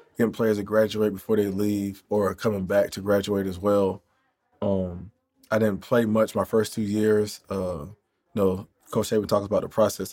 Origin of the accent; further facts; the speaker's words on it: Jacksonville, Florida, United States; I grew up in Jacksonville